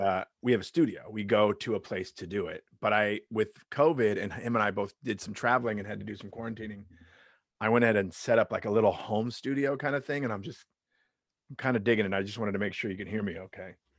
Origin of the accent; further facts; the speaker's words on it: Long Beach, California, United States; also born or lived in Lakewood, California; I grew up in Long Beach, Long Beach, California